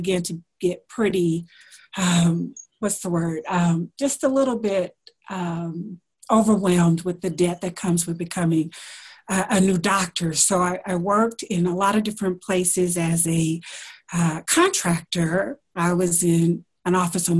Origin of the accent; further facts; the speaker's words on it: Alabama, United States; moved away; also born or lived in Washington, D.C.; I am from Alabama, so I went to school there.